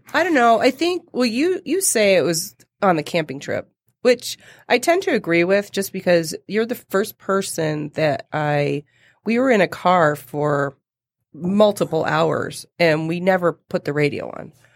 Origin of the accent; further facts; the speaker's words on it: Toronto, Ontario, Canada; moved away as an adult; I, I was born and lived in Toronto for the first twenty-four years of my life